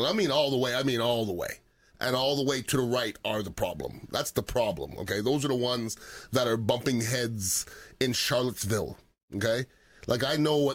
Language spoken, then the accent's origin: English; Montreal, Quebec, Canada; now in United States; I'm from Montreal, Canada.